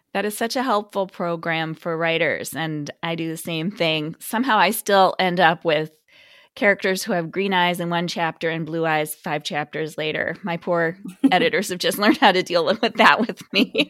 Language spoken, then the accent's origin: English; Midwest, United States; I'm from the Midwest